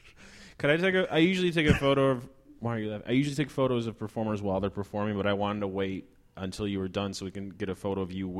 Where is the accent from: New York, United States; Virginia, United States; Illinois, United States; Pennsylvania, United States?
Illinois, United States; Chicago; now in Washington, D.C., United States; I am originally from Chicago